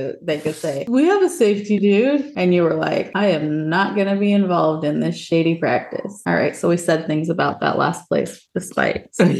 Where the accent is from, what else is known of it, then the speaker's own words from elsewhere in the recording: Utah, United States; moved away as an adult; now in southeastern United States; growing up in Utah